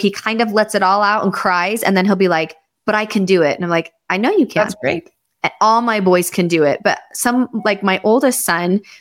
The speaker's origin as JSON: {"language": "English", "country": "Canada", "tie": "born there", "also_born_or_lived": "Irvine / Los Angeles", "said": "so I was born in Canada. My dad's whole family's Canadian. And then I lived in California."}